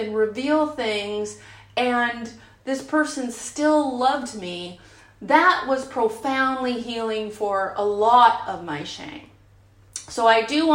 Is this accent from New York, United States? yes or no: no; San Francisco Bay Area, California, United States; I'm from the San Francisco Bay Area, and I was in San Francisco in the 90s